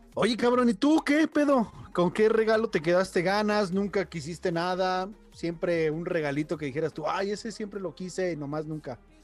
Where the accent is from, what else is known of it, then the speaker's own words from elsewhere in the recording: Mexico City, Mexico; now in León, Mexico; Aquí en León, yo vengo de Ciudad de México